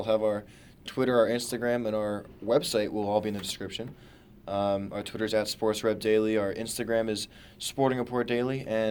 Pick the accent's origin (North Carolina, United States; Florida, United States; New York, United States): New York, United States; I feel like such a homer for my hometown Yankees